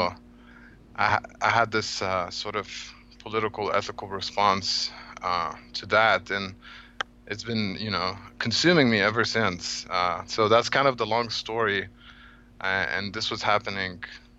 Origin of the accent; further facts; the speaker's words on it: Cairo, Cairo Governorate, Egypt; moved away; I'm originally from Egypt. I was born and grew up in Cairo.